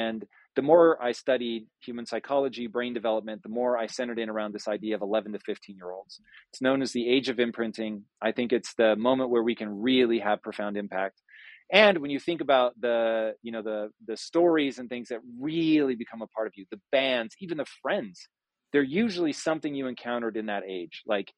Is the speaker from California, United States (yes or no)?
yes; California, United States; I grew up hard here in Southern California